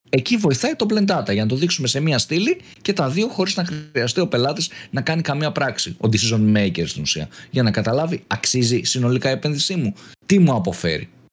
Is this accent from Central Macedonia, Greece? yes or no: yes; Eleochoria, Central Macedonia, Greece; στο χωριό μου, στα Ελοχώρια Χαλκιδικής